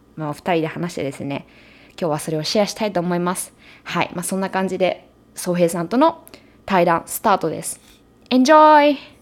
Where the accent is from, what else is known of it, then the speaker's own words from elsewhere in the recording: Japan; now in United States; 日本人だし日本で生まれ育った